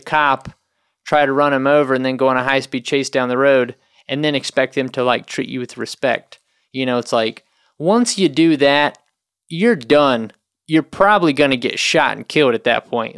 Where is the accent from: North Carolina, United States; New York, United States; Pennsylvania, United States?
North Carolina, United States; I'm from North Carolina